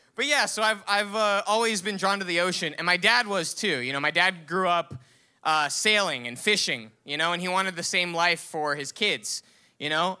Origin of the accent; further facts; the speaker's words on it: Miami, Florida, United States; growing up in Miami